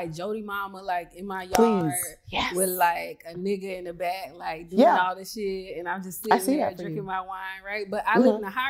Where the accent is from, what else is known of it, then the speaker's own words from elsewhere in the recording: South Carolina, United States; I'm from South Carolina.